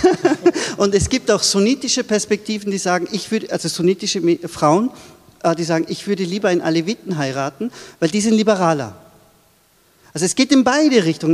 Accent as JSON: {"language": "German", "country": "Austria", "tie": "born or raised there", "also_born_or_lived": "Turkey", "said": "dann bin ich in Österreich aufgewachsen"}